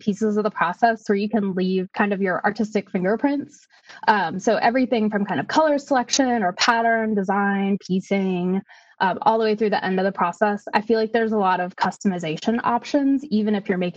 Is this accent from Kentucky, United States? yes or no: yes; Kentucky, United States; I'm a quilter from Kentucky